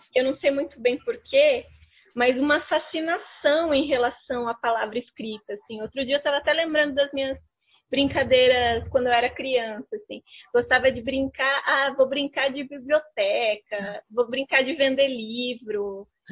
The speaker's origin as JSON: {"language": "Portuguese", "region": "São Paulo", "country": "Brazil", "moved": "as an adult", "lives_now": "Curitiba, Brazil", "said": "eu cheguei aqui em Curitiba, porque eu sou de São Paulo, moro aqui há uhum. quase oito anos"}